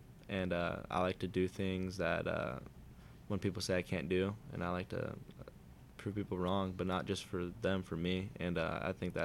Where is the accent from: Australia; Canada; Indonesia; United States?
United States; Southern California; I'm from SoCal